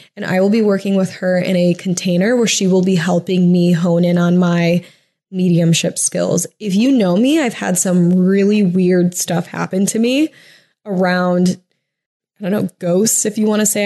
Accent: a suburb of Toledo in Michigan, United States; moved away as an adult; also born or lived in Huntington Beach, California / Oceanside, California / Irvine, California / Columbus, Ohio; now in California, United States; I'm from a suburb of Toledo that's in Michigan

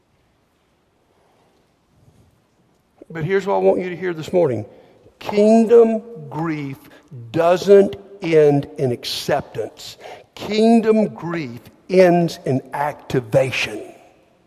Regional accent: Montgomery, Alabama, United States; I grew up in Montgomery.

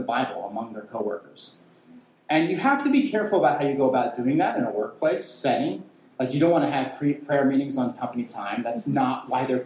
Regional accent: Western Pennsylvania, United States; where I grew up in Western Pennsylvania

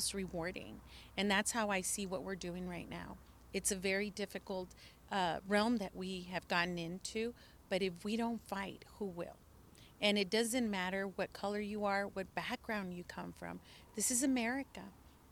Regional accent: El Paso, Texas, United States; first language Spanish; English is a second language; as a native of El Paso, I'm born from Mexican immigrant parents

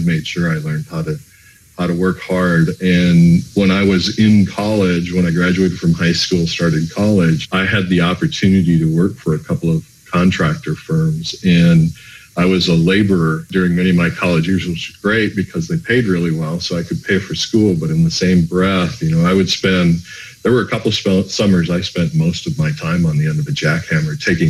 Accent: a northern suburb of Minneapolis, Minnesota, United States; I'm Minnesota born and raised, a northern suburb of Minneapolis.

